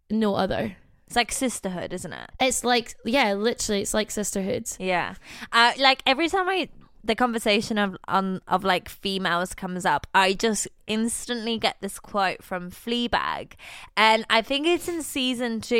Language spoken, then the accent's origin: English; Scotland, United Kingdom; I am Scottish.